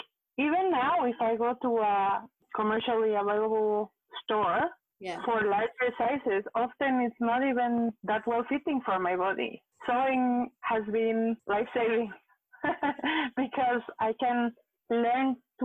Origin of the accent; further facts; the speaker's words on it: Mexico; moved away as an adult; now in Montreal, Canada; I am from Mexico. I came to Canada. I live in Montreal currently